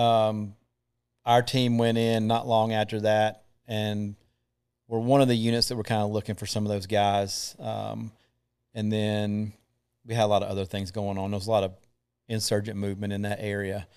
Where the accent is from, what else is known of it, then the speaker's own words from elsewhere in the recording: Thomasville, North Carolina, United States; also born or lived in Matthews, North Carolina; I'm from Thomasville, North Carolina.